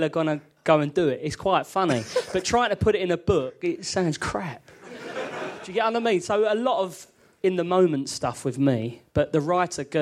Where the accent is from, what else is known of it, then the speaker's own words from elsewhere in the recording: London, United Kingdom; I was brought up in London